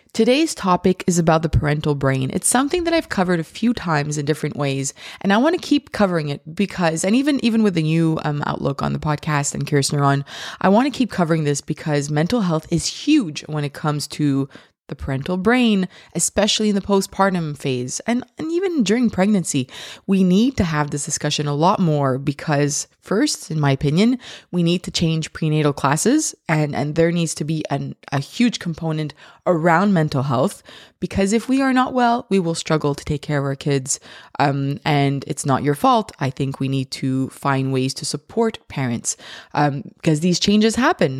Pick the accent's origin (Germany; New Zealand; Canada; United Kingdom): Canada; I'm Canadian